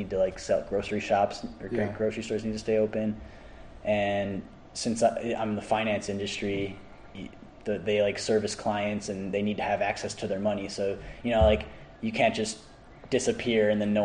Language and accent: English; Orland Park, Illinois, United States; moved away as an adult; Orland Park, Illinois. So that's a suburb of Chicago.